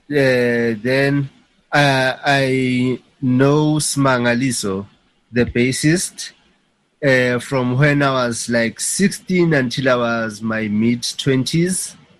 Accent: Soweto, Gauteng, South Africa; That's where I was born in Soweto, in Mzimhlope

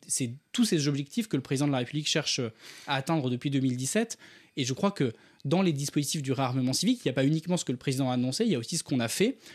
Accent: Ardèche, Auvergne-Rhône-Alpes, France; j'ai grandi en Ardèche

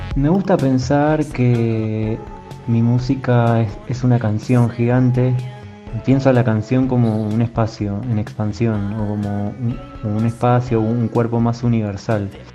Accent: Argentina; now in Mexico; de Argentina, ahora viviendo en México.

